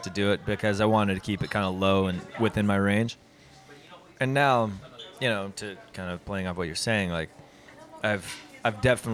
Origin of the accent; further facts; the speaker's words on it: Mapleton, Utah, United States; also born or lived in Provo, Utah; Provo has always been obviously it's my hometown just because that's where I grew up in Mapleton